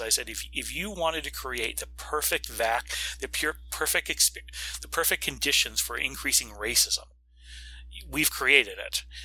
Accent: Florida, United States; my home state of Florida

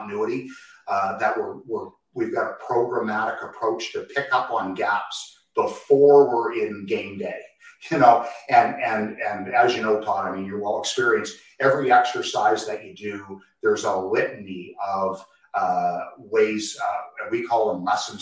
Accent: Canada; we hail from Canada

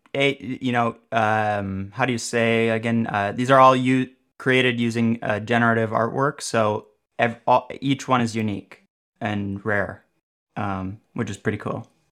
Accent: Minneapolis, Minnesota, United States; I did come from Minneapolis, Minnesota

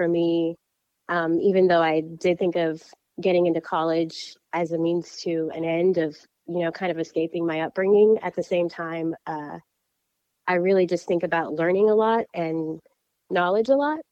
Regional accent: Indianapolis, Indiana, United States; also born or lived in Cambridge, Massachusetts; I grew up in Indianapolis, Indiana, and I consider myself a millennial.

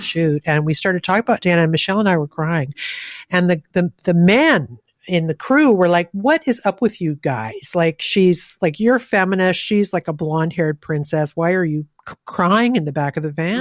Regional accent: Canada; as a Canadian

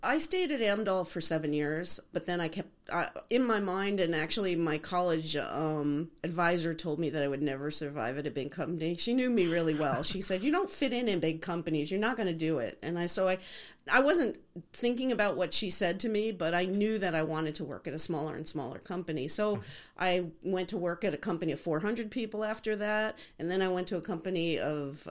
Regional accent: Liberty, New York, United States; now in Arizona, United States; We grew up in the Catskills in a little town okay. called Liberty, New York

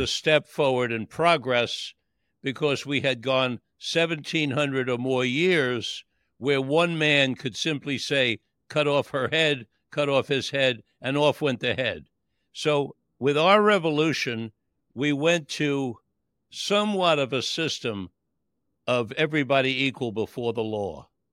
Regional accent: New York City, New York, United States; I grew up in Manhattan

